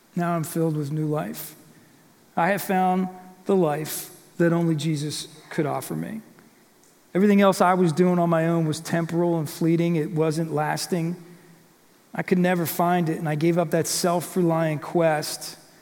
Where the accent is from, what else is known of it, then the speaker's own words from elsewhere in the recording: Warrington, Pennsylvania, United States; also born or lived in Buckingham, Pennsylvania; I grew up in Warrington